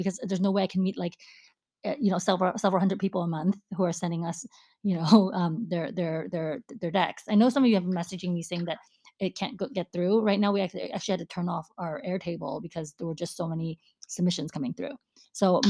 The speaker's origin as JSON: {"language": "English", "country": "United States", "said": "I'm American too"}